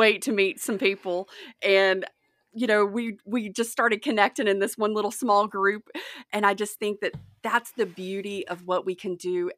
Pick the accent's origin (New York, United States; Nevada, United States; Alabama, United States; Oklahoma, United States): Alabama, United States; Mobile; moved away as an adult; also born or lived in Crawford, Colorado; now in Somerset, United States; I'm originally from Mobile, Alabama. I grew up on the Gulf Coast